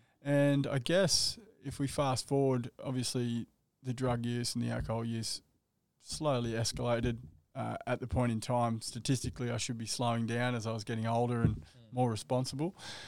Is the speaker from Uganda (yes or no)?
no; Surfers Paradise, Queensland, Australia; also born or lived in Western Sydney; you moved up to the Gold Coast when I was 13 from Western Sydney. Grew up in Surfers Paradise. I still live there today.